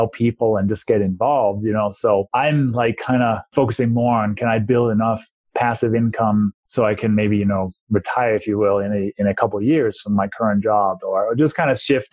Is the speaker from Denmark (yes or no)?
yes; Denmark; English is a second language; moved away as an adult; also born or lived in London, England / Maryland / New Mexico; now in Colorado, United States; I was born and raised in Denmark and moved to the U.S.